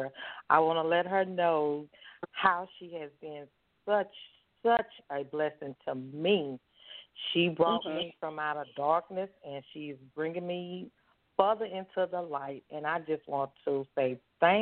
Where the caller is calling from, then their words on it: Mobile, Alabama, United States; I am calling from Mobile, Alabama.